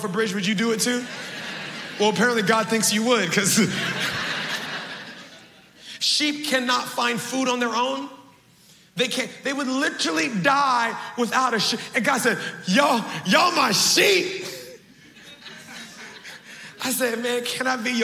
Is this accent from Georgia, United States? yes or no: no; Baltimore, Maryland, United States; I'm from Baltimore. We know how to hustle. 13, I'm doing odds and ends. 14, I start cutting grass